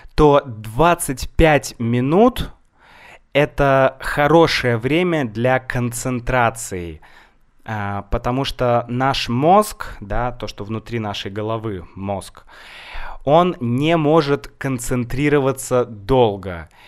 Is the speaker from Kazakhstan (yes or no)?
no; Saint Petersburg, Russia; я из Санкт-Петербурга, мой город Санкт-Петербург